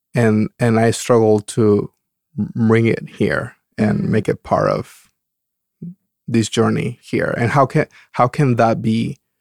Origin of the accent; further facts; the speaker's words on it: Dominican Republic; moved away as an adult; also born or lived in California; now in Oregon, United States; growing up in the Dom- Dominican Republic